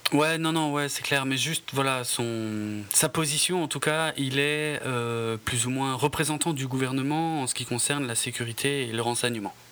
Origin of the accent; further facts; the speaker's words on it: France; chez nous en France